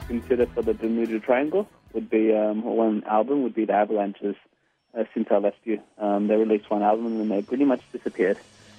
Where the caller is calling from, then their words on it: Yokohama, Kanagawa, Japan; I'm calling from Yokohama in Japan.